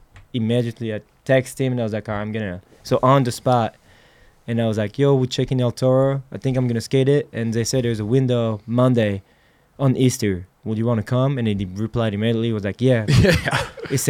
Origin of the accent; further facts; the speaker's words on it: Nouvelle-Aquitaine, France; English is a second language; we're from France